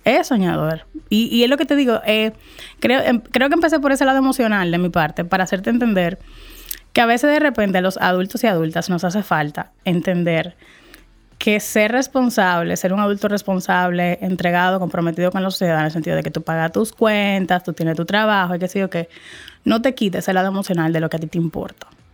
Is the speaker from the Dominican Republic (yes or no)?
yes; Dominican Republic; soy dominicana, dominicanísima. Eso sí me describe mucho. Adoro, amo mi país, cada fibra de mi país